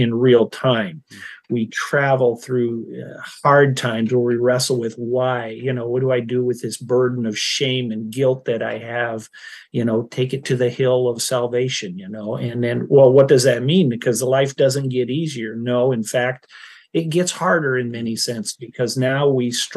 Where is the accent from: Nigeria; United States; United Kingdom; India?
United States; Iowa and Minnesota, Midwest; moved away; I grew up in Iowa and Minnesota